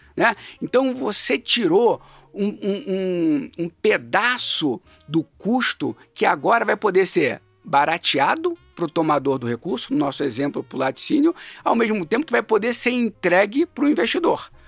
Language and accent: Portuguese; Rio de Janeiro, Brazil; moved away as an adult; now in São Paulo, Brazil; eu sou carioca, né, mais um desses que migrou para São Paulo. Eu migrei um pouco antes, migrei na época da faculdade